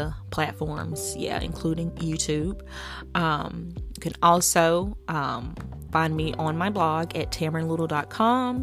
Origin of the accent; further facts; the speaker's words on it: the South, United States; accent: southern; My southern accent